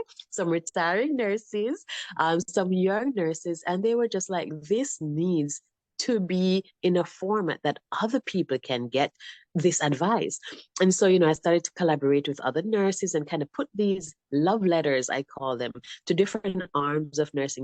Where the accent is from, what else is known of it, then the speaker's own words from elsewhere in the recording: Jamaica; moved away as an adult; also born or lived in Arizona; now in United States; So I was born in Jamaica.